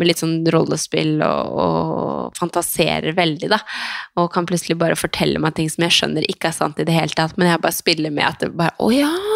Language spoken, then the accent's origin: Norwegian; Skien, Telemark, Norway; now in Oslo, Norway; jeg har vært hjemme i Skien i helga og vært sammen med familien